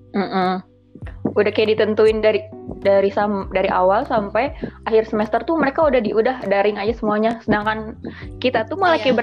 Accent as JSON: {"language": "Indonesian", "region": "West Java", "country": "Indonesia", "said": "kita kan sama-sama Jawa Barat"}